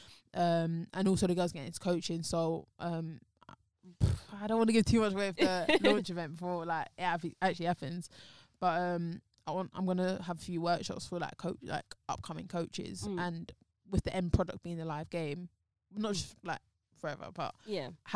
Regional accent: London, United Kingdom; I was born in Chelsea, Westminster.

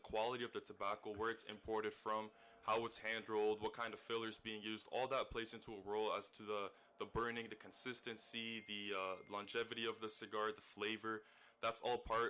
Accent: St. Catharines, Ontario, Canada; also born or lived in Scarborough, Toronto; I moved down to St. Catharines shortly afterwards, and this is kind of where I remember most of my youth.

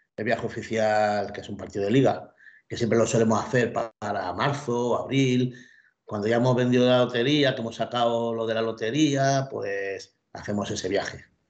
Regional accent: Mallorca, Balearic Islands, Spain; soy de Mallorca

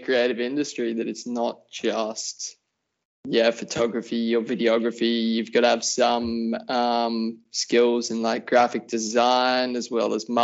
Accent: Wollongong, New South Wales, Australia; I'm born and raised in Wollongong, which is just the south Gong. Of Sydney.

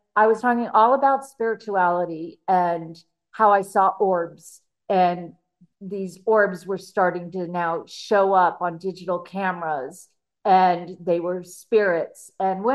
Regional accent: California, United States; I grew up in the San Fernando Valley in California

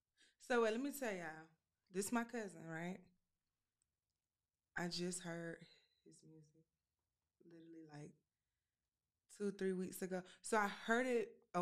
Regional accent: Monticello, United States; moved away; Monticello made me. Houghton Street raised me. Like, I'm from Monticello, Jefferson County.

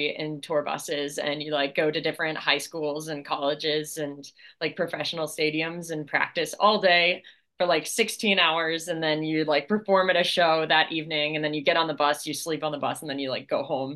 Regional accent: Delaware, United States; I grew up in Delaware

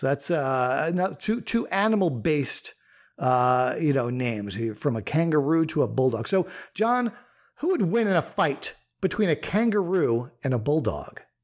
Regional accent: Long Island, New York, United States; I grew up on Long Island

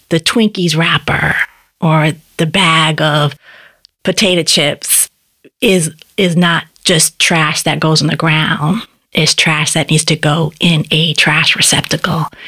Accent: Boston, Massachusetts, United States; I grew up in Upham's Corner. That's where I was a kid

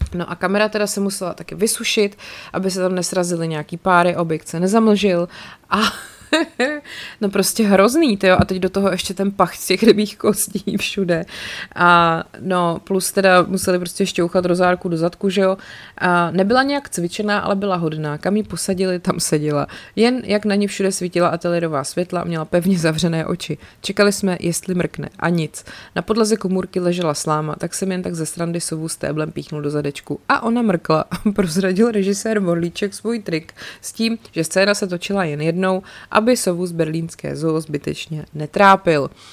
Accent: České Budějovice, South Bohemian Region, Czechia; jako rodák z Českých Budějovic

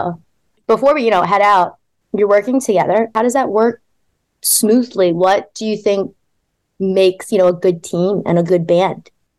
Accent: Baltimore, Maryland, United States; I'm from Baltimore, and Baltimore is so small, and there was a huge DIY culture.

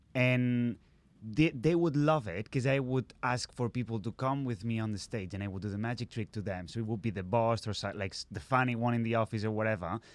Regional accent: Catalonia, Spain; first language Catalan; English is a second language; moved away as an adult; also born or lived in Barcelona; Catalan is my first language

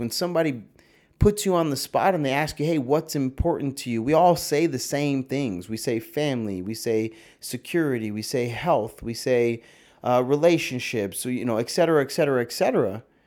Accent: New York, United States; I'm from a small town like yeah I'm from New York

